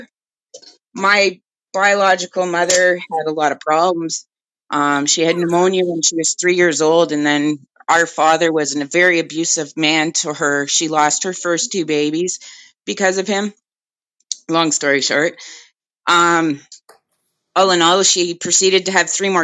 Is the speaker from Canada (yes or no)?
yes; Toronto, Ontario, Canada; I was born in North York